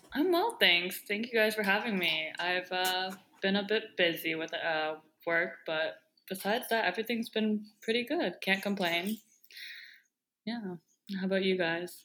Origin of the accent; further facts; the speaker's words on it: Bethesda, Maryland, United States; also born or lived in Daegu, South Korea; I grew up in Bethesda, Maryland